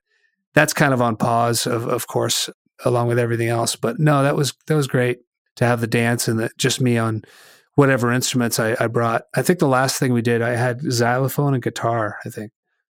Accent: Hollis, New Hampshire, United States; I grew up in Hollis, New Hampshire, so it took about an hour to get to the ocean.

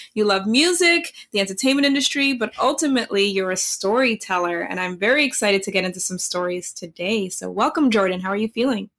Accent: Netherlands; now in United States; growing up in Holland

